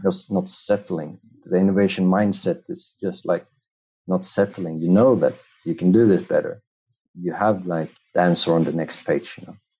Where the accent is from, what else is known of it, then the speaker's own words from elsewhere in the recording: Madrid, Community of Madrid, Spain; I was born in Spain, in Madrid